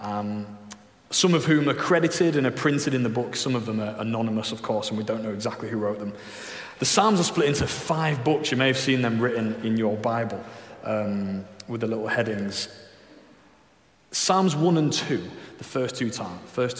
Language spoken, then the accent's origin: English; Leeds, Yorkshire and the Humber, United Kingdom; I'm from Leeds